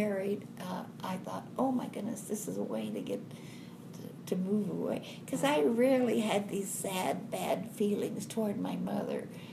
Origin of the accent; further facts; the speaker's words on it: Caddo, Oklahoma, United States; also born or lived in Durant, Oklahoma; my grandma and grandpa lived in Caddo, so I was raised in Caddo